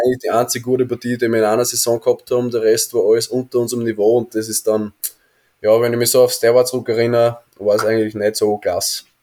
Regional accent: Austria; moved away as an adult; als Österreicher

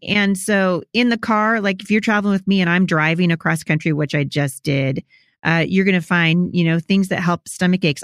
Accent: Portland, Oregon, United States; also born or lived in Chattanooga; I'm from Portland

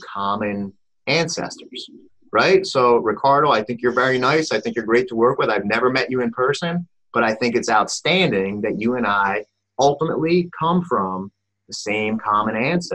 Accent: New York, United States; we're both from New York

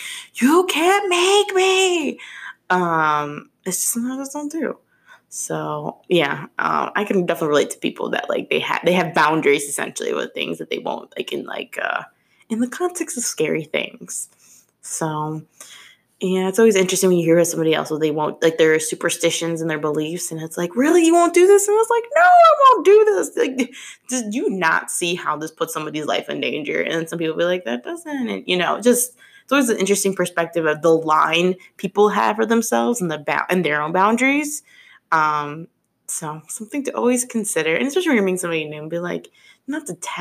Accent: Chicago, Illinois, United States; I'm being from Chicago

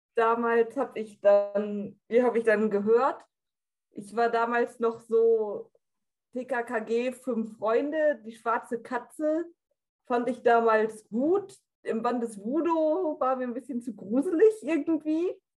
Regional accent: North Rhine-Westphalia, Germany; ich bin 24 Jahre alt und ich komme aus NRW

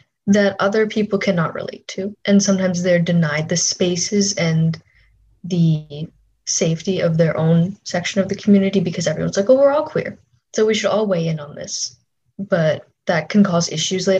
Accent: Minnesota, United States; when I grew up in Minnesota

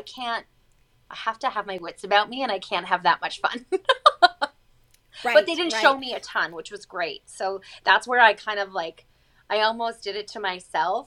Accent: Chicago, Illinois, United States; moved away as an adult; now in Calgary, Canada; I grew up in Chicago, like I said, and I was a child actress slash model

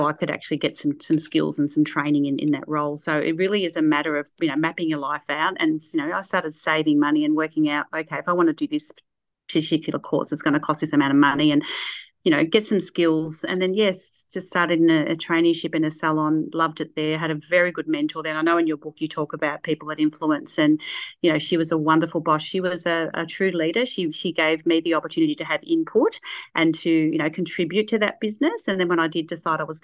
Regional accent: Shepparton, Victoria, Australia; also born or lived in Sydney / Mount Isa; I was born in Sydney, only had probably a year there, and then up to Mount Isa and then back home. Mum wanted to come back to Shepparton

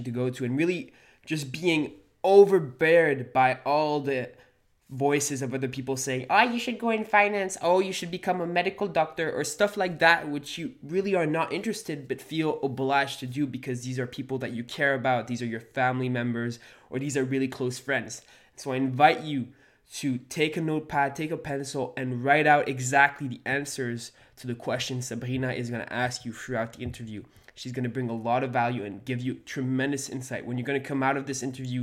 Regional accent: Montreal, Quebec, Canada; We're both from Montreal, Quebec

